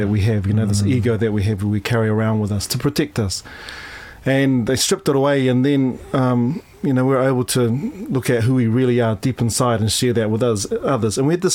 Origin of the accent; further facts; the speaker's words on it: Taranaki, New Zealand; moved away as an adult; also born or lived in Dunedin, New Zealand; now in London, United Kingdom; I was brought up in Upper Hutt in Taranaki